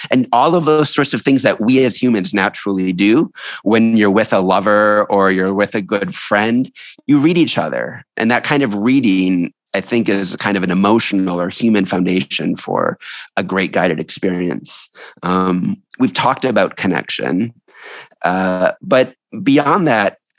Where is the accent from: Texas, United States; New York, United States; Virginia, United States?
New York, United States; New York City; I'm a New Yorker